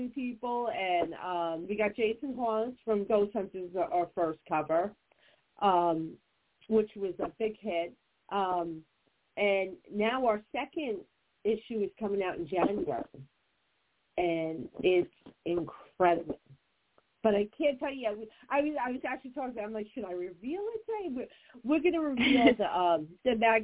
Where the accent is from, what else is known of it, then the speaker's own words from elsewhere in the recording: New Jersey, United States; I'm from Jersey and I'm Italian